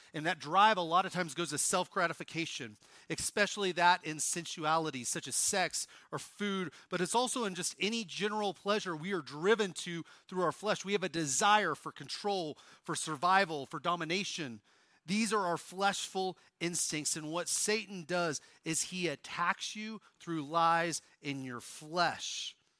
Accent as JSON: {"language": "English", "region": "Oklahoma", "country": "United States", "said": "If you wonder how I can do that accent so well, I'm from Oklahoma"}